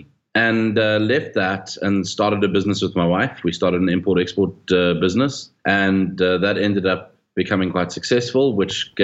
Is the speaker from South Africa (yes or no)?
yes; South Africa; I was born in South Africa. I still live in South Africa. I love it here